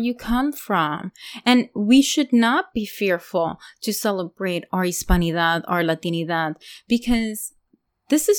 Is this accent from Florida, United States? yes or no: yes; Hialeah, Florida, United States; also born or lived in Colombia; I grew up in Miami, in Hialeah, Florida specifically